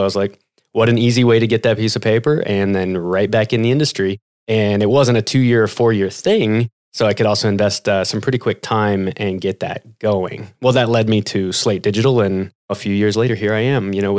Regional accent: Kansas City, United States; I'm from Kansas City. I'm a Kansas City boy.

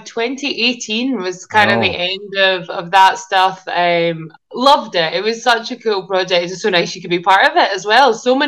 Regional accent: Glasgow, Scotland, United Kingdom; I'm pretty much from Glasgow, to be honest, south side of Glasgow, and I'm still in Glasgow

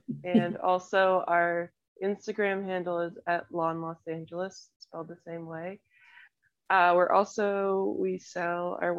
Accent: Madison, Wisconsin, United States; born there; We always talk about our like Midwest roots. I was born in Madison.

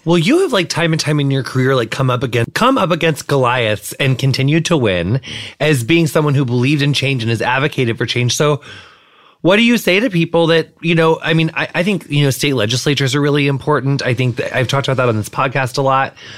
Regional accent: Quincy, Illinois, United States; my hometown is Quincy, Illinois

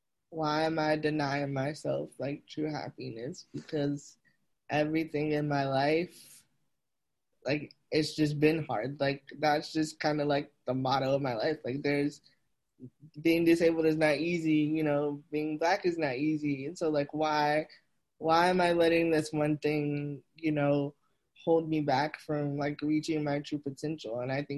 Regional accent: the South, United States; growing up in the South, it's very conservative

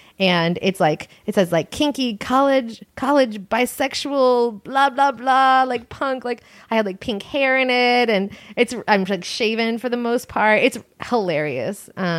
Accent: Long Island, New York, United States; Long Island.

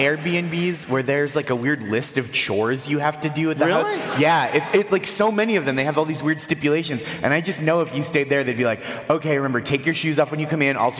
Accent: New York, United States; As a New Yorker

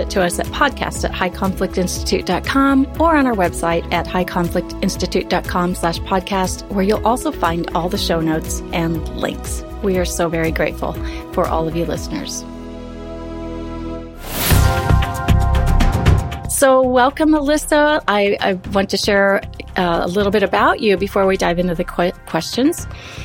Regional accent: Nebraska, United States; where I come from in Nebraska

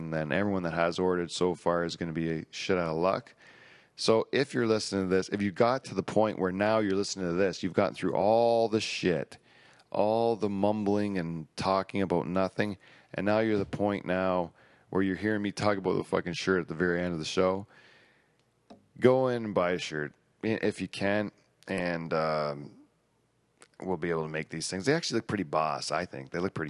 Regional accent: Netherlands; English is a second language; we're from the Netherlands, Holland, and we call ourselves Dutch

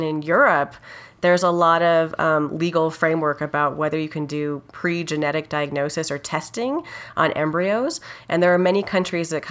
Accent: Los Alamos, New Mexico, United States; moved away as an adult; also born or lived in Berkeley, California / Atlanta, Georgia; I grew up in Los Alamos, New Mexico, where my dad was a nuclear engineer for the laboratory there

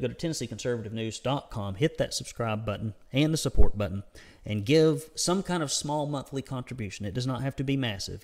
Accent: United States; accent: redneck; my redneck accent

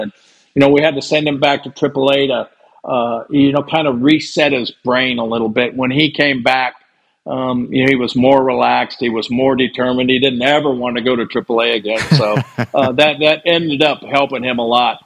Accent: California, United States; I grew up in California

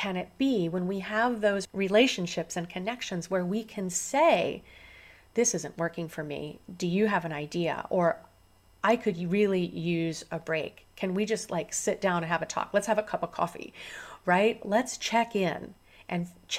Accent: Central Illinois, United States; now in Southern California, United States; I was born here in Southern California, where I live now, but I was raised on a farm in Central Illinois

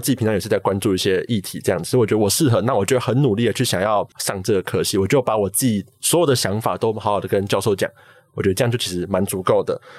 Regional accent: Taipei, Taiwan; 高中就读的是台北的国立政大附中

